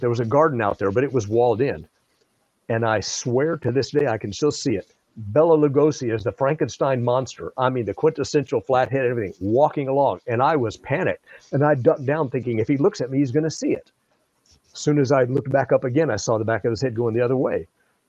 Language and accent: English; Java, Indonesia; I grew up in Southeast Asia, in Java, Indonesia. My parents were missionaries.